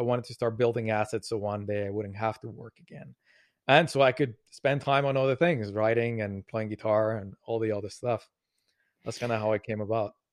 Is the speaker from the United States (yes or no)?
no; Colombia; now in Montreal, Canada; I grew up in Colombia, South America. I live now in Montreal